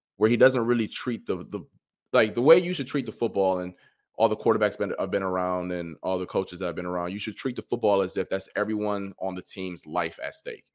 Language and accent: English; Ohio, United States; I'm from Ohio